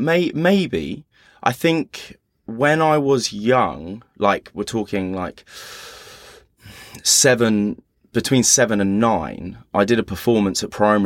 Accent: East of England, United Kingdom; born there; So I was born actually at home in Hertfordshire, and the house was called The Holt, in the middle of nowhere. Literally in the middle of a field, just kind of probably 8 miles from Luton Airport.

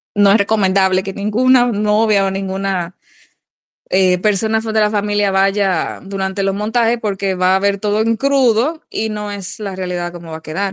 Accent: Dominican Republic; uno mismo como dominicano

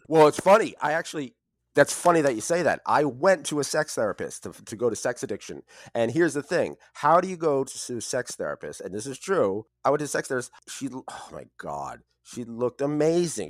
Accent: United States; I grew up in the New York City, New Jersey area

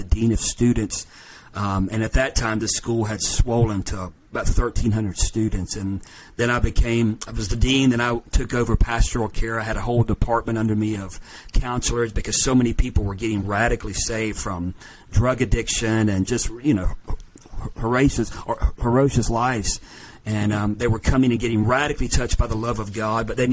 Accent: Pensacola, Florida, United States; moved away; also born or lived in West Virginia; Pensacola is my hometown

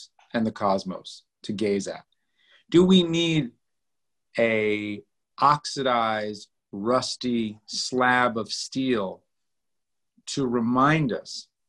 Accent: New York, United States; I'm from Manhattan

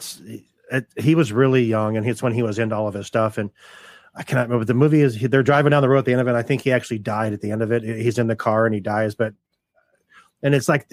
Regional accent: Southern California, United States; I'm from Southern California

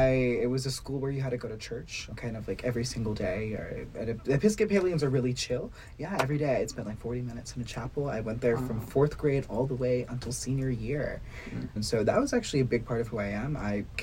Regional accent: Dallas, Texas, United States; moved away as an adult; now in Washington, D.C., United States; I was born in Dallas, Texas, to Savita and Shankar Harapanahalli, immigrants from Karnataka and South India. And I am a very, very proud queer South Asian American.

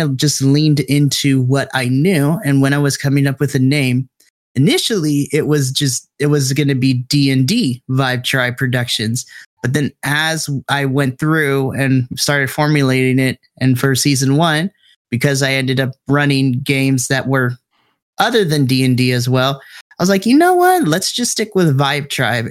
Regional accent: Southern California, United States; I grew up in Southern California

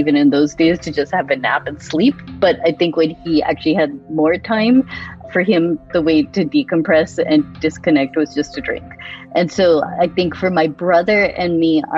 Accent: Boston, Massachusetts, United States; also born or lived in India; I grew up in Boston

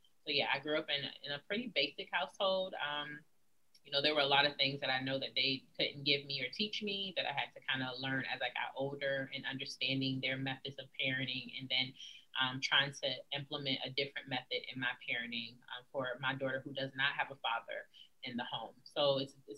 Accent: Virginia, United States; also born or lived in San Antonio, Texas; I grew up in a two-parent household. I am from Virginia

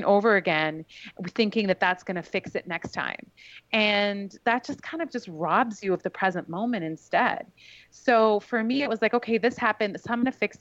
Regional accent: Vancouver, British Columbia, Canada; moved away; also born or lived in New York; I grew up in the West Coast of Canada

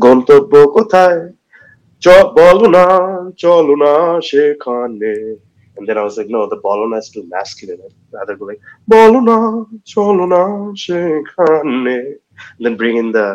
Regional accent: Waterloo, Ontario, Canada; I'm this kid from Waterloo.

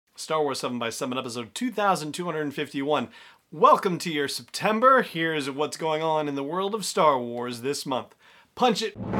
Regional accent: Los Angeles, California, United States; I grew up in Los Angeles, so I've been through Silmar, I've been through Whittier, I've been through Landers, I've been through Northridge

